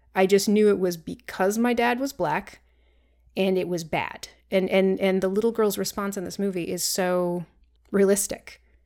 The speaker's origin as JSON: {"language": "English", "region": "Vermont", "country": "United States", "tie": "born or raised there", "said": "growing up in Vermont"}